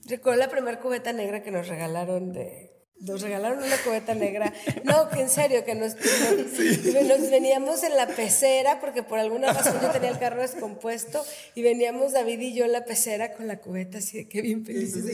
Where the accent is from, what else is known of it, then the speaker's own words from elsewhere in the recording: Reynosa, Tamaulipas, Mexico; Yo también soy orgullosamente reinocense, tamaulipeca de hueso colorado